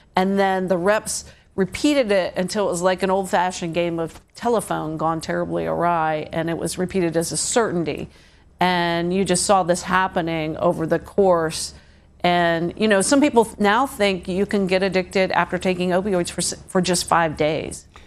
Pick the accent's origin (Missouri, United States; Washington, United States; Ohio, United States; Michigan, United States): Ohio, United States; moved away; the little towns I grew up in in Ohio, which were just farming towns